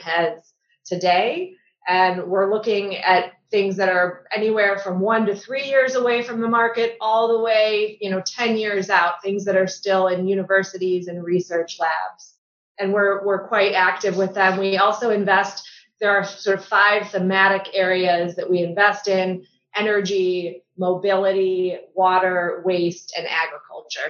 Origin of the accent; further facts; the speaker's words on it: Buffalo Grove, Illinois, United States; also born or lived in Chicago; I grew up in the suburbs of Chicago, a town called Buffalo Grove.